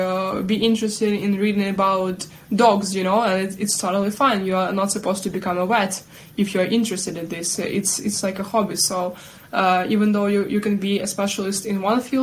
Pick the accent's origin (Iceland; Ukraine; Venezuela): Ukraine; Sumy, Sumy Oblast; also born or lived in Kyiv; So Sumy, my native city Sumy